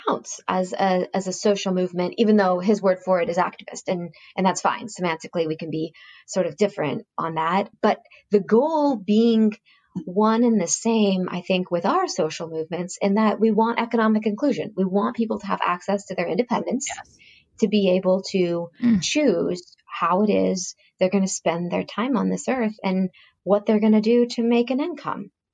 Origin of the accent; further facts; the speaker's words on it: Silicon Valley, California, United States; we're from Silicon Valley